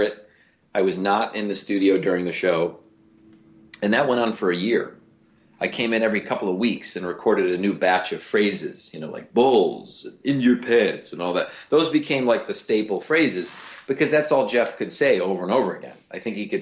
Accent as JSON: {"language": "English", "town": "Cleveland", "region": "Ohio", "country": "United States", "said": "I'm from Cleveland"}